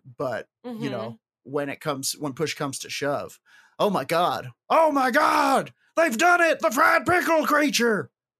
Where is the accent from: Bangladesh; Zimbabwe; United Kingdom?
United Kingdom; I love mozzetta, pickled onions, because I'm very British.